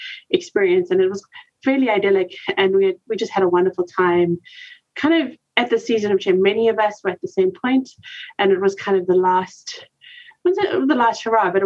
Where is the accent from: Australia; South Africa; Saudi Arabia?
South Africa; moved away as an adult; also born or lived in West and Central Africa; now in Lindale, United States; I'm originally from South Africa, but call Lindale, Texas home for now